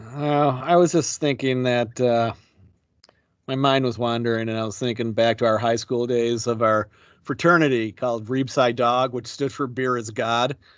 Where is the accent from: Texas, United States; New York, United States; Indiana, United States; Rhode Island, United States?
New York, United States; Buffalo; you and I grew up in Buffalo